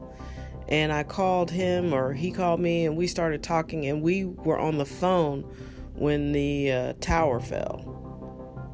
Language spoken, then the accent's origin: English; United States; we're American